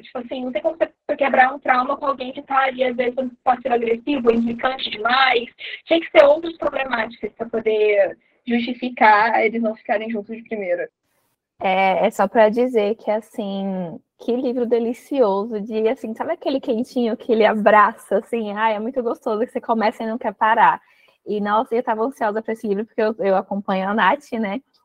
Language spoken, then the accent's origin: Portuguese; Sergipe, Brazil; eu sou de Sergipe